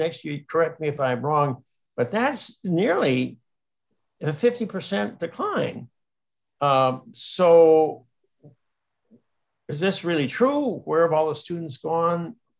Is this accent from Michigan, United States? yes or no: no; Minnesota, United States; My home state of Minnesota has always taken pride in its schools.